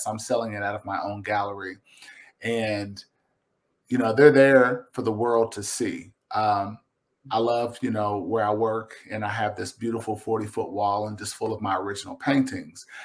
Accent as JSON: {"language": "English", "town": "Lexington", "region": "Kentucky", "country": "United States", "lives_now": "Versailles, United States", "said": "I'm a Kentuckian. I'm a Kentucky boy. I'm from Lexington. I live out uh, in Versailles now"}